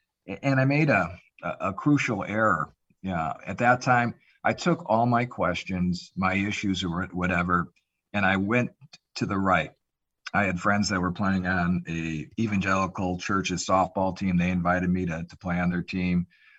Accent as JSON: {"language": "English", "region": "Illinois", "country": "United States", "lives_now": "Phoenix, United States", "said": "We are both from the Chicago area, kind of a suburb north of Chicago."}